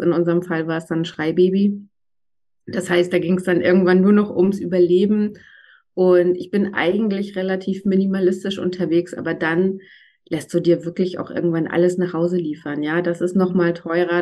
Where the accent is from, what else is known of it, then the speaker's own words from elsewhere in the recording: Northern Germany, Germany; accent: Northern German; moved away as an adult; now in Berlin, Germany; Ich bin äh, gebürtiges Nordlicht, manchmal kommt das sozusagen akustisch auch ein bisschen durch, bin aber seit 17 Jahren in Berlin